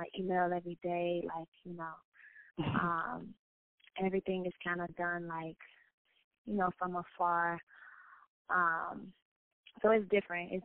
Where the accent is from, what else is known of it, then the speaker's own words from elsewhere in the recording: Chicago, Illinois, United States; growing up in Chicago